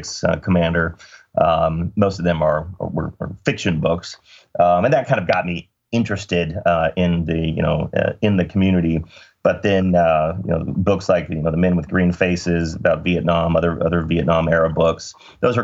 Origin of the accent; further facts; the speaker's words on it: Dallas, Texas, United States; I grew up in Dallas and did my undergrad at Southern Methodist University